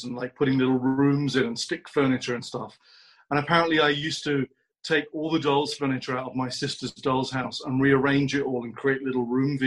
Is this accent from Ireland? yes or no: no; London, United Kingdom; moved away as an adult; now in Los Angeles, United States; I'm from London